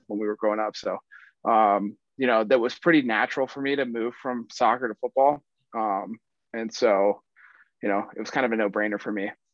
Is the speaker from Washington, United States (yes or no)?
no; Atlanta, Georgia, United States; I'm from Atlanta, Georgia